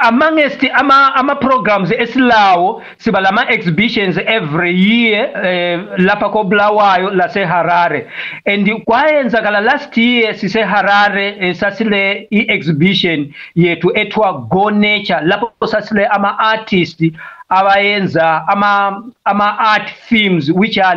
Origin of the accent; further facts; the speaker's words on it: Malawi; first language Tumbuka; Zulu is a second language; also born or lived in Matabeleland, Zimbabwe; now in Zimbabwe; mina vele ngivela eMalawi lapho ngadabuka khona but ngiseZimbabwe eh, emandebeleni ngihlezi lapha for about the past 25 years so ngiyazama ukukhuluma isiZulu salapha eZimbabwe esithiwa isindebele